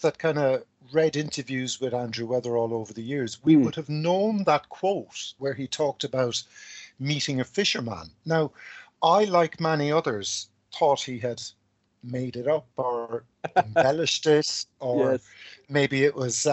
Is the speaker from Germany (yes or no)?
no; Cork, Munster, Ireland; now in Dublin, Ireland; I'm from Cork, but I live in Dublin.